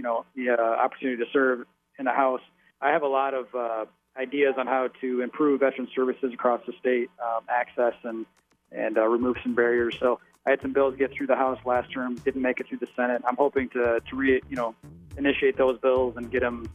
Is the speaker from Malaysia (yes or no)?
no; Farwell, Michigan, United States; also born or lived in Florida; my wife and I born and raised in Farwell, and which is where we live now.